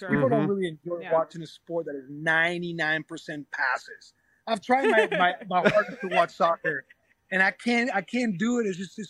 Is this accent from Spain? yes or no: yes; southern Spain, Spain; accent: southern Spanish; I have my own accent from my own province down south. And then you go to Madrid and you lose your accent